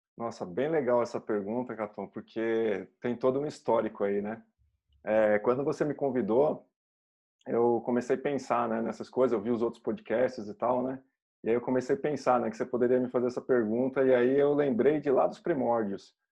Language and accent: Portuguese; Brazil; como cidadãos, como brasileiros